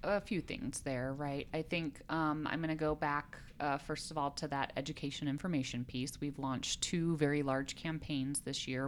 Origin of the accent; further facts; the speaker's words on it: Colorado, United States; moved away as an adult; also born or lived in South Korea; I'm originally from Colorado. I love this state. I grew up here